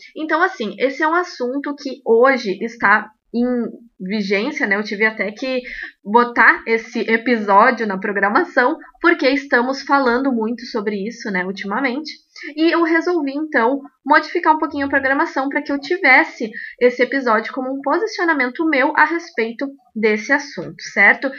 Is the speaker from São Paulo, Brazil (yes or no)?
no; Rio Grande do Sul, Brazil; sou do Rio Grande do Sul.